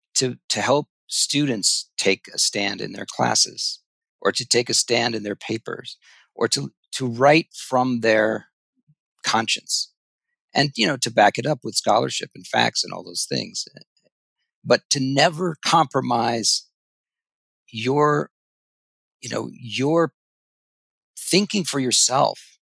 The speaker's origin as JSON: {"language": "English", "town": "Ithaca", "region": "New York", "country": "United States", "tie": "born or raised there", "said": "I grew up in Ithaca, New York"}